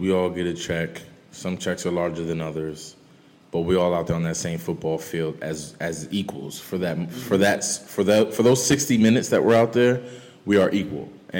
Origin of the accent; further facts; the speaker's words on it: Paterson, New Jersey, United States; Because mind you, I'm from Paterson, New Jersey, ladies and gentlemen. I went to college at University of Massachusetts